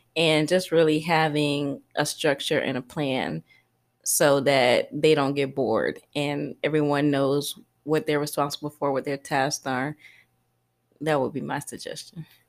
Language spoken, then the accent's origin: English; Columbia, South Carolina, United States; moved away as an adult; also born or lived in Queens, New York; now in Costa Rica; I grew up in South Carolina